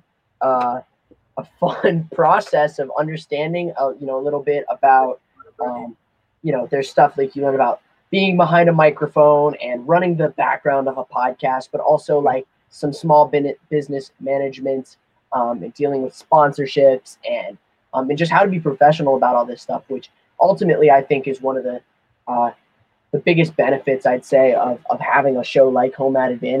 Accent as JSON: {"language": "English", "town": "State College", "region": "Pennsylvania", "country": "United States", "tie": "born or raised there", "also_born_or_lived": "Chicago", "said": "I was born in Chicago, moved to Pennsylvania, you know, when I was a very young kid, and basically grew up in State College my entire life"}